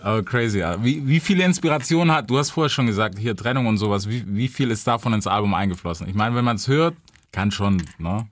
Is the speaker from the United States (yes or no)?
yes; Memphis, Tennessee, United States; moved away; bei uns, also Memphis, wo ich her bin, ist relativ klein